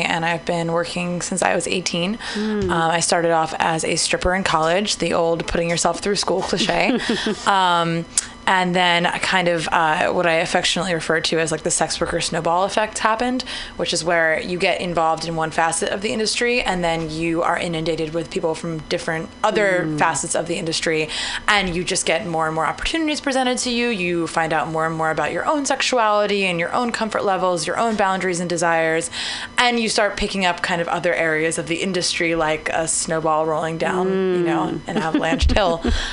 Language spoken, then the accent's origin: English; New Jersey, United States; moved away as an adult; also born or lived in Baltimore; now in San Francisco, United States; I'm from New Jersey, the wonderful, beautiful Garden State of New Jersey.